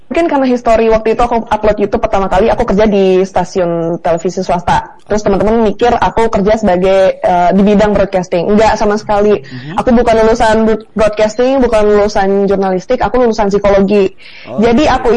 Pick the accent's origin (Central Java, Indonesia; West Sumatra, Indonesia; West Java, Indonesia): West Sumatra, Indonesia; Bukittinggi; jadi kalau sana ditanya asli di mana, lahir di Bukit Tinggi, TK, SD, SMP, SMA di Bukit Tinggi. Cuma kalau ditanya kamu puang di mana, itu jawabannya di Tanjung Ampalu karena mama orang Tanjung Ampalu.